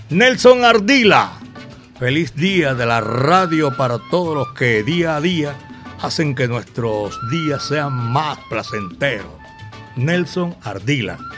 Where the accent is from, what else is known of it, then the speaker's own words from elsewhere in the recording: Colombia; nuestro saludo cordial aquí desde Medellín, belleza de mi país